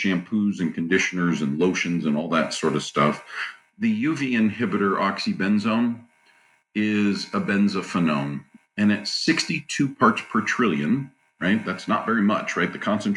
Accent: California, United States; also born or lived in Hawaii; I was actually raised in Southern California and in Hawaii

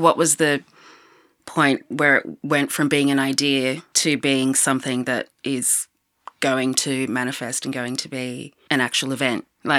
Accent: Sydney, New South Wales, Australia; places that I'm from Sydney, where the relationship is really pretty adversarial at times.

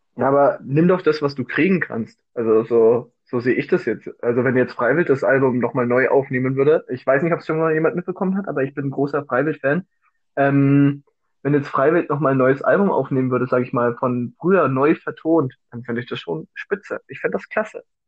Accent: Bavaria, Germany; ich komme aus Bayern

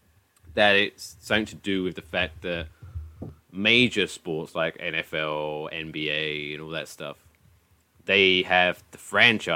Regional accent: England, United Kingdom; moved away as an adult; now in New Jersey, United States; I'm an English person who has only been living here for 5 years

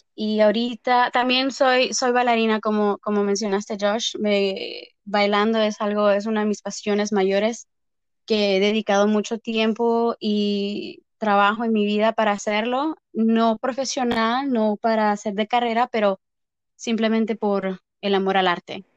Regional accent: Texas, United States; also born or lived in Mexico; now in Las Vegas, United States; soy mexicana. originalmente nací en Texas, eh, pero llevo viviendo en Las Vegas más de mitad de mi vida, más de 18 años

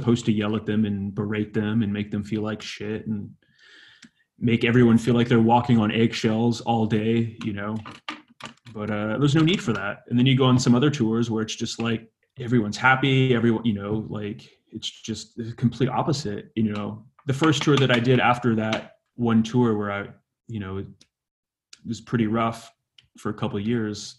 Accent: Vancouver, British Columbia, Canada; my synagogue growing up in Vancouver

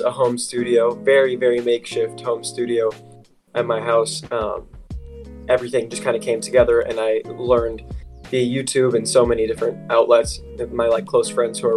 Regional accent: Loveland, Ohio, United States; I'm from Cincinnati, Ohio, more specifically Loveland.

